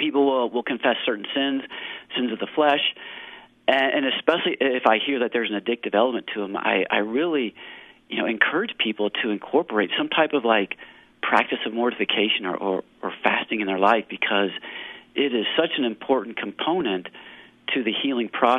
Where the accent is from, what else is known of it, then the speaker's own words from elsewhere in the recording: Kentucky, United States; moved away; also born or lived in California; I'm from Kentucky